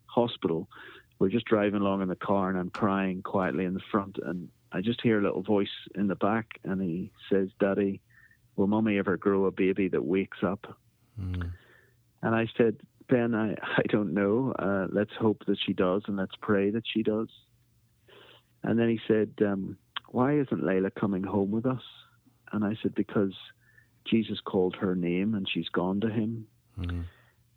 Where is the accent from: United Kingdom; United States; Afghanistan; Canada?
United Kingdom; Belfast, Northern Ireland; also born or lived in Africa; I am from Belfast, Northern Ireland, originally